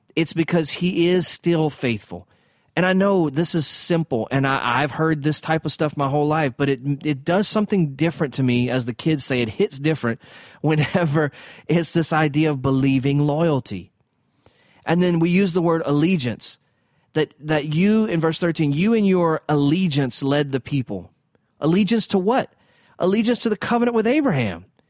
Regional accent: the South, United States; I'm from the South

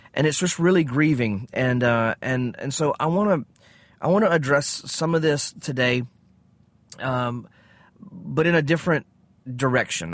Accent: United States; I'm an American

